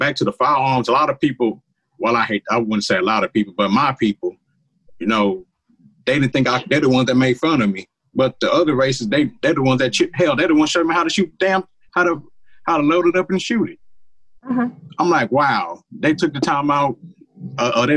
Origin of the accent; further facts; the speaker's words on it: United States; I'm an American who happens to be Black. I'm an American first